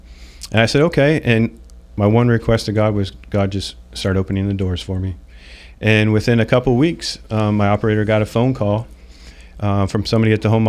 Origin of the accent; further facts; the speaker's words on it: Bradenton, Florida, United States; I was born and raised in Bradenton. I'd never left Bradenton.